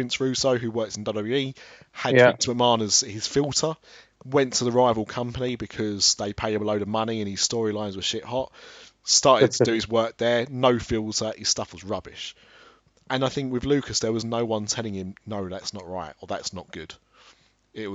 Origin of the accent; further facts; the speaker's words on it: Ilford, London, United Kingdom; also born or lived in Brighton; I was born in Brighton, but I lived in Ilford and then upwards